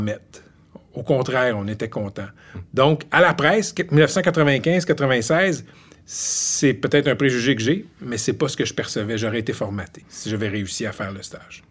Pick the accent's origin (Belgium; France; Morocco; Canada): Canada; Laval, Quebec; moved away as an adult; also born or lived in Ottawa / Gatineau; now in Montreal, Canada; Je ne suis pas originaire de l'Outaouais tout, j'ai grandi à Laval